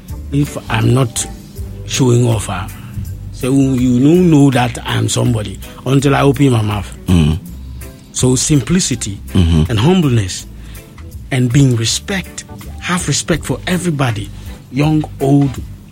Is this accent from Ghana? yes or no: yes; Ghana; I come from Ghana